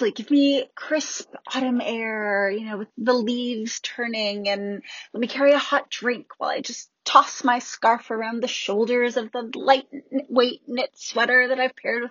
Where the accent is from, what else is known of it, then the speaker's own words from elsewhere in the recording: Chicago, Illinois, United States; My family is Canadian, but I grew up in Chicago